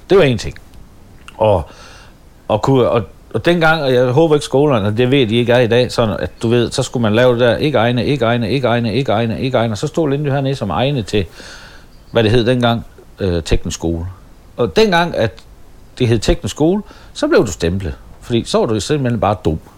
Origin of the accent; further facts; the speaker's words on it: Støvring, North Denmark Region, Denmark; så kunne jeg godt mærke, at jeg var kommet væk fra Støvring med alle mine kammerater.